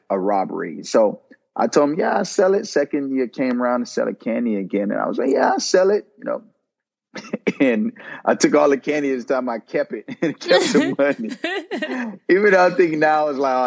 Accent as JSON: {"language": "English", "town": "Miami Gardens", "region": "Florida", "country": "United States", "tie": "born or raised there", "said": "I grew up in Miami, Kara City"}